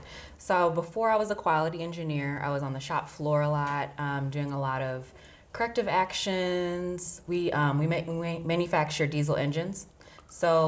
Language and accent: English; Cincinnati, Ohio, United States; moved away as an adult; also born or lived in Kentucky / Beloit, Wisconsin / Rockford, Illinois; now in Central New York, United States; I was born and raised in Cincinnati. Love me some Cincinnati, Ohio